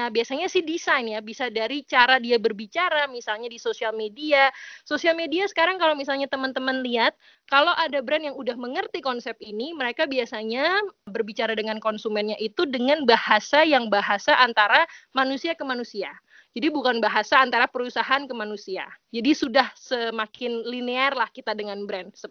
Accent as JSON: {"language": "Indonesian", "region": "Java", "country": "Indonesia", "said": "tapi karena saya orang Jawa saya pernah pernah tahu pernah ngerti kalau itu konsep itu ada udah di Indonesia tuh ada ya, gitu."}